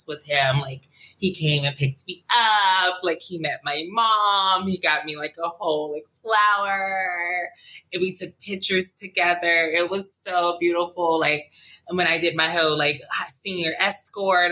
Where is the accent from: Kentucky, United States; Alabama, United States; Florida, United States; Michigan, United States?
Alabama, United States; Montgomery; now in Los Angeles, United States; I was born and raised in Montgomery, Alabama